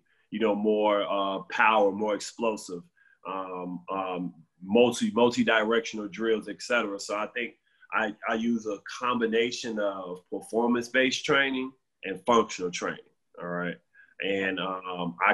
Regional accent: Chicago, Illinois, United States; I'm from Chicago. I'm from the South Side, Inglewood

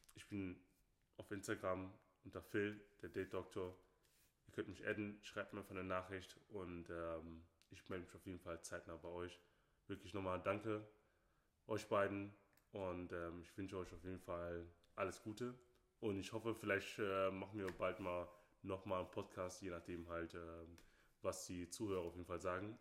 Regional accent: Nigeria; now in Germany; ich bin nicht hier in Deutschland geboren, sondern ich bin Nigerianer

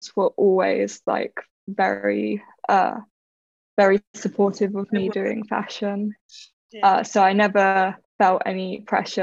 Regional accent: Eastbourne, South East England, United Kingdom; I grew up in Eastbourne, which is like a little seaside town

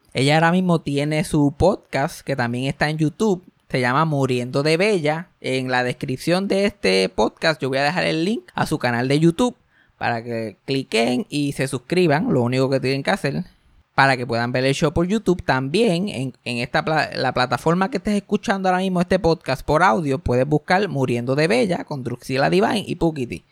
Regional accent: Mayagüez, Puerto Rico; yo me crié en el campo, yo me crié en María, por allá, Mayagüez

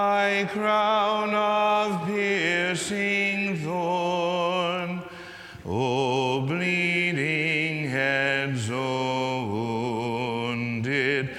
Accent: Mexico, Missouri, United States; I was raised in Mexico, Missouri, tiny little town in Missouri

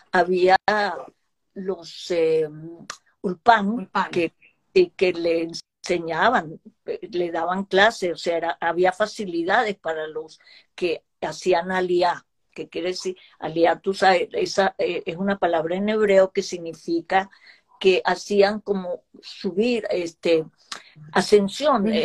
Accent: Israel; also born or lived in Germany; yo nací en Alemania, pero eh, de dos años yo no sé si uno se da tanta cuenta, pero creo que sí, porque yo viví un poco el trauma de vivir en Israel.

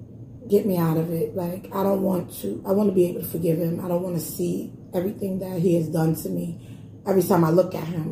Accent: New York City, New York, United States; I'm from Brownsville

